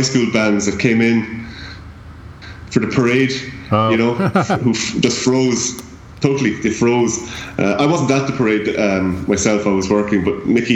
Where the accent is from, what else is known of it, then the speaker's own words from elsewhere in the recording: Limerick, Munster, Ireland; the music that's in my hometown